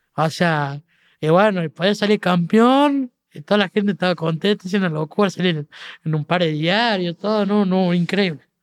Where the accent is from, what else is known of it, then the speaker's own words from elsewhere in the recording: Argentina; siendo argentino